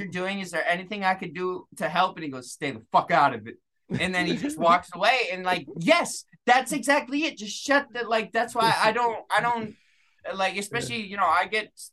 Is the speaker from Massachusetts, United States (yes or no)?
yes; Massachusetts, United States; I'm from Massachusetts, bro. Yeah. Like, yeah. And I was raised Irish Catholic